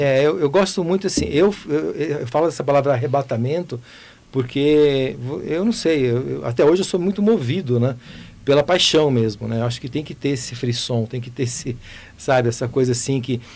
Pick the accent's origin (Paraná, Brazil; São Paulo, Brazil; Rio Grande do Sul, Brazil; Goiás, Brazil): Goiás, Brazil; Goiânia; eu nasci em Goiânia